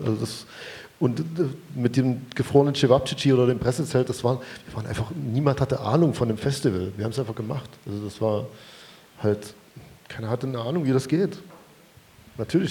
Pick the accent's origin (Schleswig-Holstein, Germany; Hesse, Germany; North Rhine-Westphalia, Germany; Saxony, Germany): Saxony, Germany; Chemnitz; als Chemnitzer